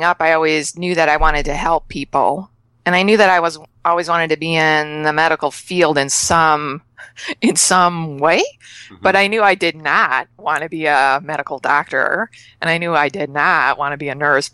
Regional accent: Chicago, Illinois, United States; moved away as an adult; now in Canada; I'm moving from Canada back to Chicago, where I'm born and raised.

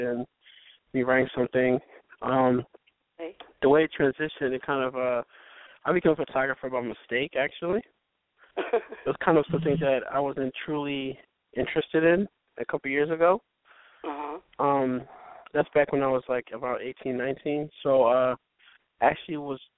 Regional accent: Haiti; now in Philadelphia, United States; I'm a photographer in Philadelphia. I'm actually from Haiti

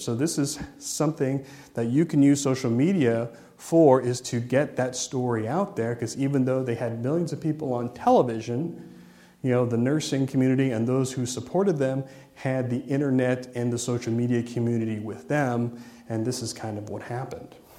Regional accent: Ohio, United States; I'm from Ohio

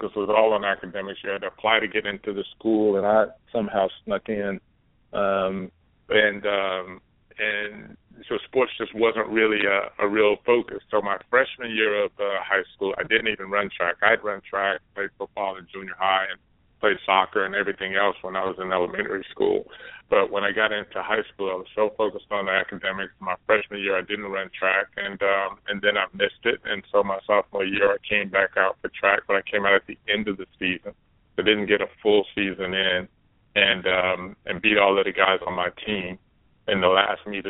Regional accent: Dallas, Texas, United States; I'm growing up in Dallas, Texas

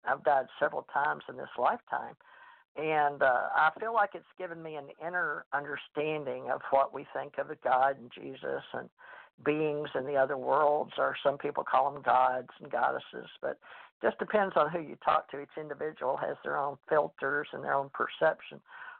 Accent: Monroe, Louisiana, United States; born or raised there

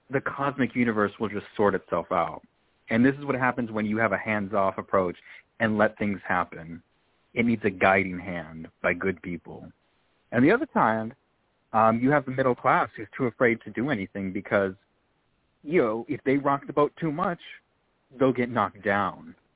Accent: California, United States; I always say I'm from California and I get

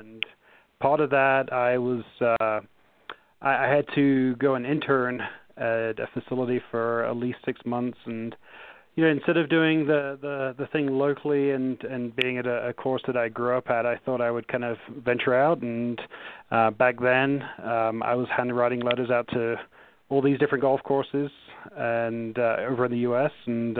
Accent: Nottingham, East Midlands, United Kingdom; moved away as an adult; also born or lived in Naples, Florida; as you can tell from my accent, I'm not from the U.S. I grew up in Nottingham in England

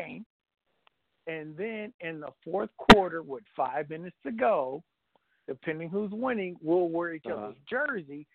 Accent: Kansas, United States; I'm from Kansas

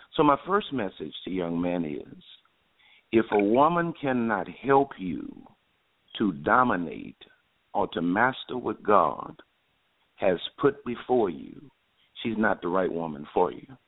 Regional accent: New Orleans, Louisiana, United States; also born or lived in Houston, Texas; I was born and raised in New Orleans, Louisiana

